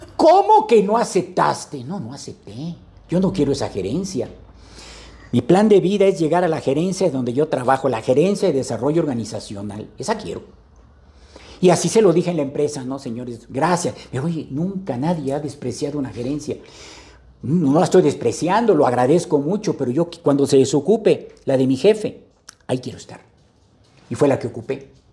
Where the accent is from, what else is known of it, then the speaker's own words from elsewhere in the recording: Veracruz, Mexico; vengo de Veracruz